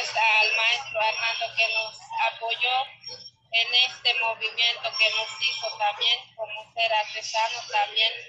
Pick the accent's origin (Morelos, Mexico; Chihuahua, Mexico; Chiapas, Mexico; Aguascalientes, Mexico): Chiapas, Mexico; Amatenango del Valle; Y soy muy orgullosa de mi pueblo, de Chiapas, Amatenango